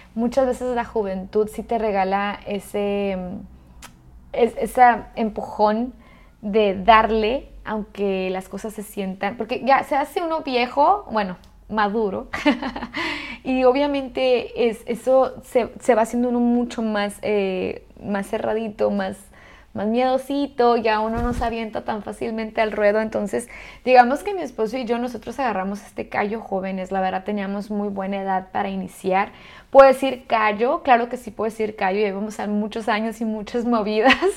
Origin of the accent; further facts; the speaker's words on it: Ciudad Juárez, Chihuahua, Mexico; moved away as an adult; also born or lived in Australia / Oman; now in Dubai, United Arab Emirates; soy chica de frontera, entonces para mí obviamente escuchar que si yo soy de Ciudad Juárez, Chihuahua